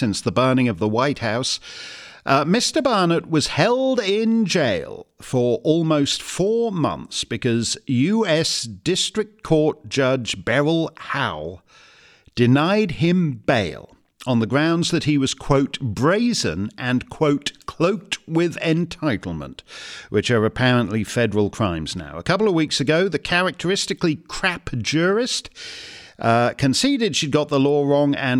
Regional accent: Canada; As a Canadian

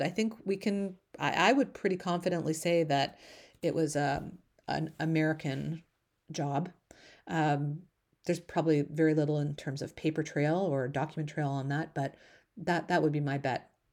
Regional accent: Canada; as a Canadian

